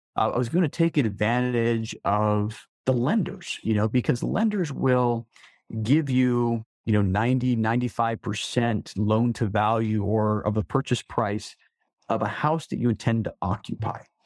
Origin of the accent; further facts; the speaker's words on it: Salt Lake City, Utah, United States; I was born and raised in Salt Lake City